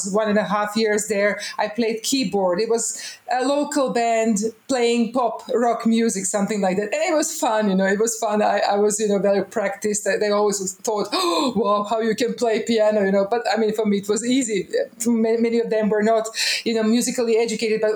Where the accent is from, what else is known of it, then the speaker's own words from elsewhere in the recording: Osijek, Osijek-Baranja County, Croatia; I was born in Osijek. That is one little town in Croatia. Now it used to be ex-Yugoslavia. There I went to kindergarten